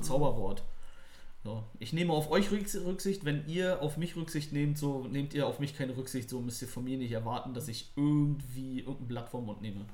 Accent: Neubrandenburg, Mecklenburg-Vorpommern, Germany; now in Berlin, Germany; meine alte Heimat Neubrandenburg.

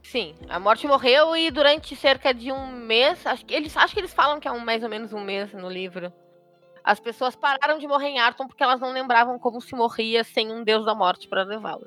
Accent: Rio Grande do Sul, Brazil; eu sou do Rio Grande do Sul

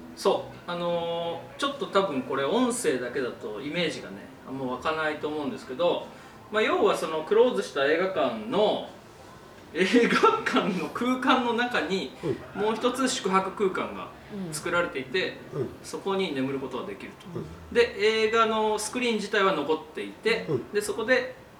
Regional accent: Gotemba, Shizuoka, Japan; moved away; 僕の生まれ故郷の御殿場という町に来ておりますね

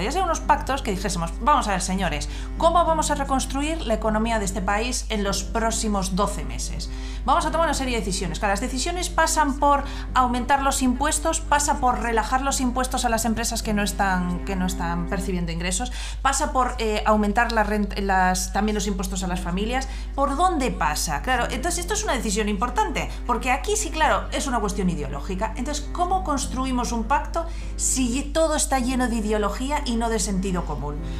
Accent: Spain; somos los españoles tremendamente viscerales

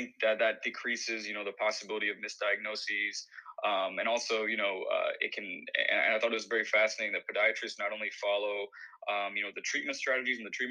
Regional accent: Bowling Green, Kentucky, United States; moved away as an adult; also born or lived in Madurai, India; now in Miami, United States; my hometown of Bowling Green

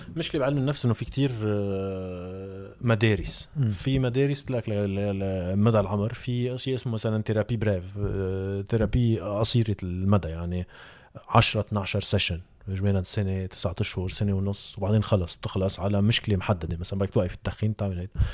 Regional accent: Lebanon; عندنا بلبنان

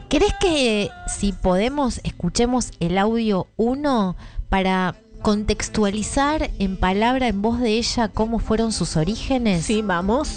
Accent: Marcos Paz, Buenos Aires Province, Argentina; moved away; yo me fui a mi pueblo natal.

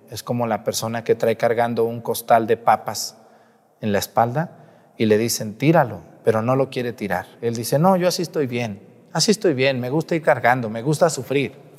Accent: Mexico; Los que somos mexicanos

